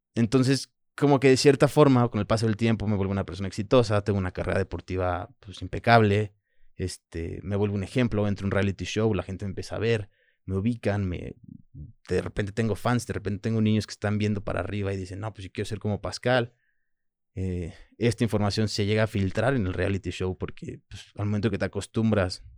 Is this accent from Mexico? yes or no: yes; Manzanillo, Colima, Mexico; first language French; Spanish is a second language; also born or lived in Puerto Vallarta, Mexico / France; mi primer idioma es francés, este, cuando llego a México no hablo español, llego a vivir a Manzanillo con mi abuela y su pareja en ese momento, y estuve con ellos hasta los 10 años